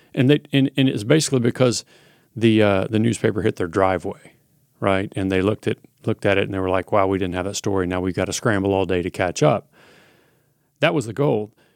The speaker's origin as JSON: {"language": "English", "town": "Little Rock", "region": "Arkansas", "country": "United States", "tie": "born or raised there", "also_born_or_lived": "Oklahoma City, Oklahoma / Eugene, Oregon", "moved": "as an adult", "said": "I grew up in Little Rock, Arkansas"}